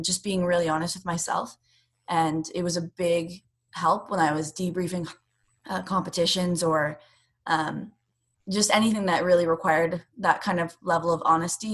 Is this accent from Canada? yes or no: yes; Canada; I'm not American. And when you're a Canadian competing in America